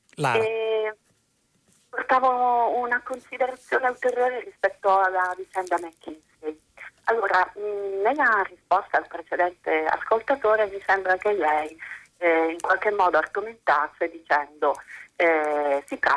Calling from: Bologna, Emilia-Romagna, Italy; Buongiorno, siamo da Bologna.

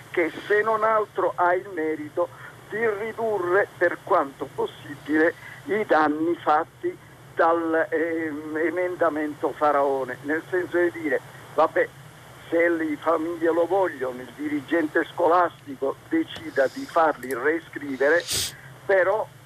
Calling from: Rome, Lazio, Italy; siamo da Roma sono uno dei dirigenti nazionali della Federazione Italiana per il superamento dell'handicap.

